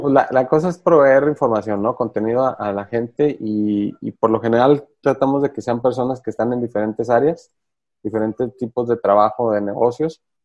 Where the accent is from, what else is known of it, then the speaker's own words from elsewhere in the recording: Mexico; como mexicanos